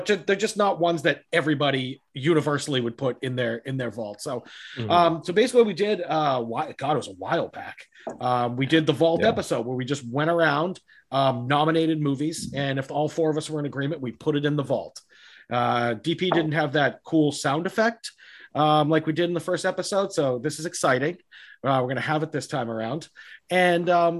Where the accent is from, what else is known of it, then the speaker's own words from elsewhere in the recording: Boston, Massachusetts, United States; I'm from Boston